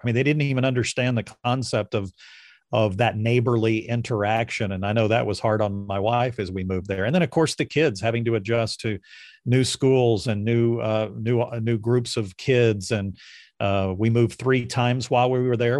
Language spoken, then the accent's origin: English; Austin, Texas, United States; moved away as an adult; also born or lived in Portage, Indiana / Lombard, Illinois / Aurora, Illinois; my hometown of Austin, Texas